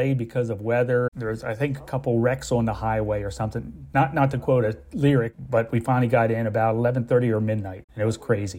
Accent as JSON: {"language": "English", "town": "Pennsville", "region": "New Jersey", "country": "United States", "tie": "born or raised there", "moved": "as an adult", "said": "I grew up in Jersey, a small factory town. It was called Pennsville."}